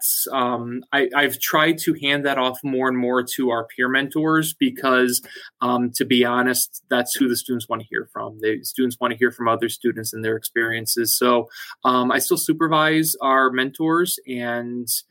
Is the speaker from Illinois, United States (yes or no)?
no; Connecticut, United States; growing up in Connecticut, you've got to choose your allegiance between Boston and New York.